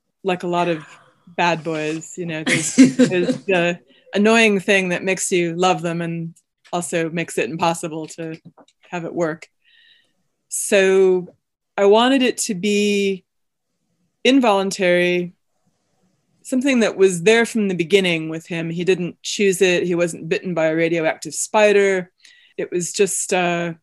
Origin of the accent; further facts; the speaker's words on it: Evanston, Illinois, United States; also born or lived in Chicago; I grew up in Evanston and have lived in Chicago since 1999.